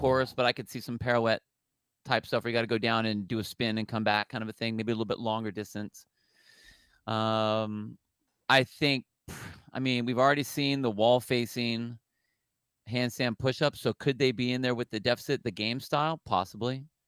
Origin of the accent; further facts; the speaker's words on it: California, United States; I'm, I'm from the Tel, um, California